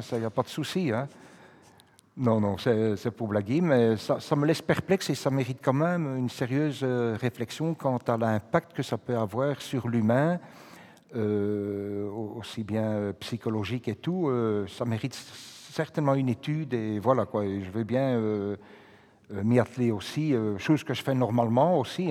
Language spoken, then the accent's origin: French; Brussels, Brussels-Capital Region, Belgium; quand j'étais à l'école à Saint-Gilles, au collège Saint-Gilles